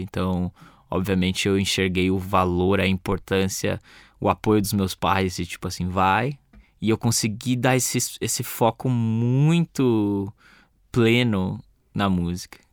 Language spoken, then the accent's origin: Portuguese; Brazil; como brasileiro